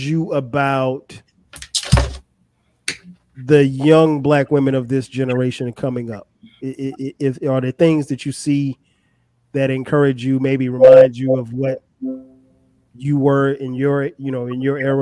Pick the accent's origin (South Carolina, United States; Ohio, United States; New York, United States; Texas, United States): South Carolina, United States; I'm from South Carolina